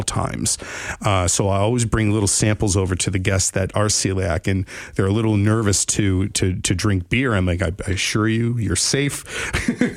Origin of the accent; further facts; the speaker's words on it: Worcester, Massachusetts, United States; also born or lived in Ashford, Connecticut / Manchester, Connecticut / Los Angeles, California; now in West Haven, United States; I'm a Worcester boy, born and raised